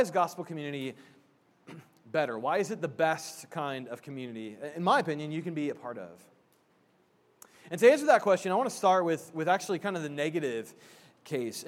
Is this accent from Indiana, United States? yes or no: yes; Indiana, United States; I'm from Indiana